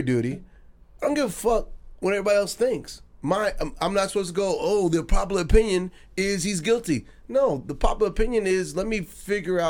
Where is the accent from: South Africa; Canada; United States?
United States; New York; I'm a New Yorker.